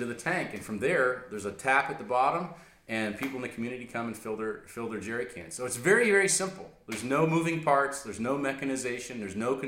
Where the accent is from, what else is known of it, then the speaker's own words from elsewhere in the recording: United States; as an American